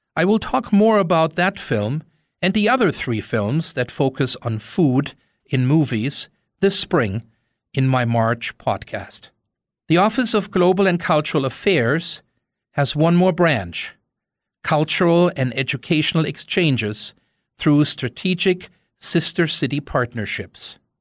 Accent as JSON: {"language": "English", "town": "Wiesbaden", "region": "Hesse", "country": "Germany", "tie": "born or raised there", "second_language": "English", "moved": "as an adult", "lives_now": "Missoula, United States", "said": "I was born and raised in Wiesbaden, Germany."}